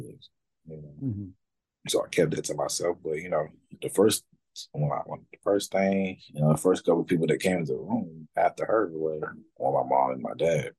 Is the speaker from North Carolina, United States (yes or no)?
yes; Raleigh, North Carolina, United States; Raleigh, my hometown